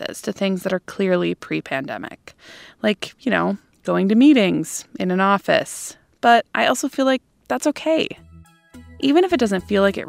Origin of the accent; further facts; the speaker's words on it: Madison, Wisconsin, United States; my hometown of Madison, Wisconsin